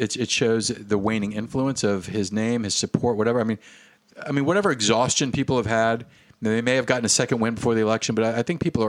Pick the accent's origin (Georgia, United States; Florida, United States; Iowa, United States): Florida, United States; my hometown is just a bunch of it's kind of ignorant racist crackerville.